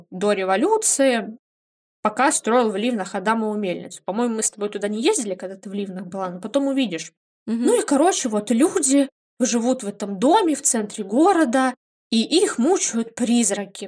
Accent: Livny, Oryol Oblast, Russia; moved away; мой родной город Ливны

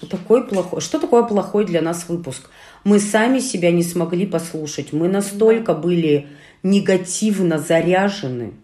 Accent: Urals, Russia; Мы, уральцы

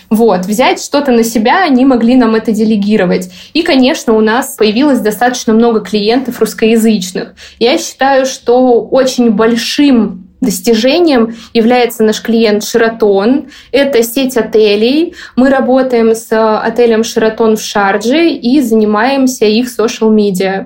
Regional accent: Saint Petersburg, Russia; moved away as an adult; also born or lived in Moscow, Russia; now in Dubai, United Arab Emirates; Я сама из Петербурга

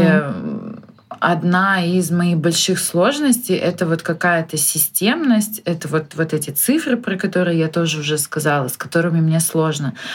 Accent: Khabarovsk, Khabarovsk Krai, Russia; я из Хабаровска

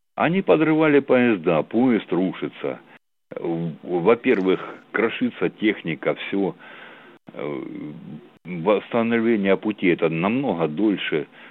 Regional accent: Armavir, Krasnodar Krai, Russia; я из Армавира, я с Кубани

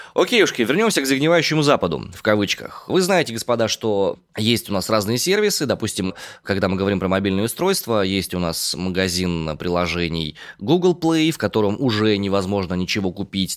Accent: Omsk, Omsk Oblast, Russia; я родом из Омска

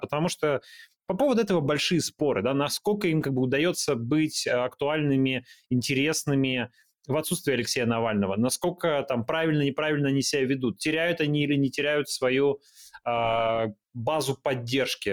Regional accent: Yekaterinburg, Sverdlovsk Oblast, Russia; Я просто из Екатеринбурга

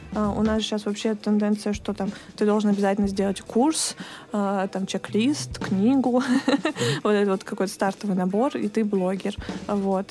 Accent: Dubna, Moscow Oblast, Russia; born or raised there; moved away as an adult; now in Moscow, Russia

